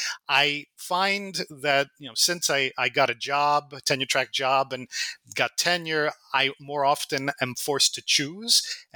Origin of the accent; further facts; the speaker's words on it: Baltimore, Maryland, United States; also born or lived in Poland; I grew up in Baltimore. I was born and raised in Baltimore, actually. I grew up partly in Poland.